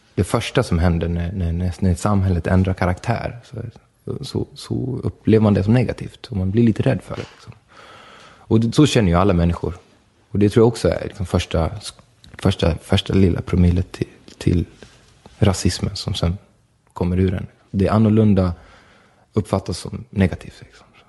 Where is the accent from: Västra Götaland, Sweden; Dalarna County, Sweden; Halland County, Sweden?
Dalarna County, Sweden; Borlänge; Vi är födda i Sverige och vi är födda i, i Borlänge